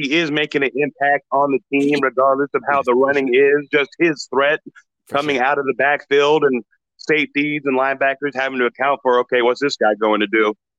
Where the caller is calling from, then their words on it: Santa Rosa, California, United States; I'm calling from Santa Rosa, actually.